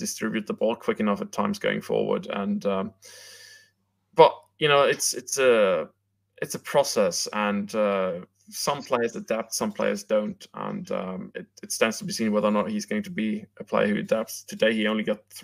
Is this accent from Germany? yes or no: yes; Germany; I was born in Germany